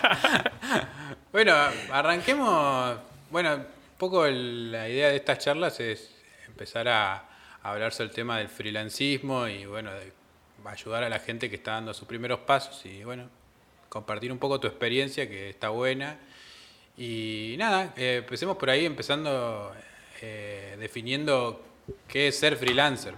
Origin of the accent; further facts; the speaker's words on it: Comodoro Rivadavia, Chubut, Argentina; moved away; yo vengo de Comodoro Rivadavia